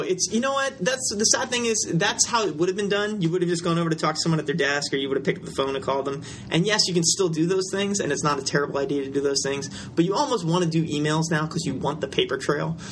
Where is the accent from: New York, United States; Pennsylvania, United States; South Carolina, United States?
Pennsylvania, United States; Philadelphia; moved away; also born or lived in Richmond, Virginia; I was born in Philadelphia